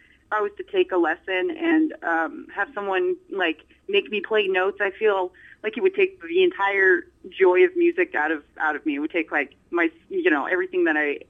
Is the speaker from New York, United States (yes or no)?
no; Corona, California, United States; I was born in Corona, California. Born and raised here. Haven't moved